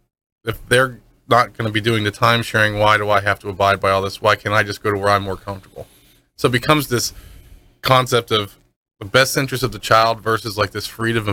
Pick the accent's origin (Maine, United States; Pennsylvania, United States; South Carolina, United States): Pennsylvania, United States; Pittsburgh; now in Florida, United States; I'm not from here. I'm originally from Pittsburgh.